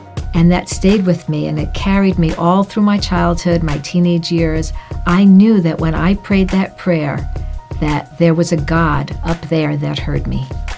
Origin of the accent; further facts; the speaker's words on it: New York City, New York, United States; I was raised in New York City into a Jewish family. We attended synagogue on the High Holy Days.